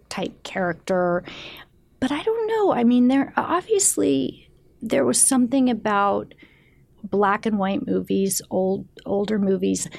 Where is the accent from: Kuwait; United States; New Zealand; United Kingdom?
United States; San Francisco, California; also born or lived in Mendocino, California / Petaluma, California; I grew up in San Francisco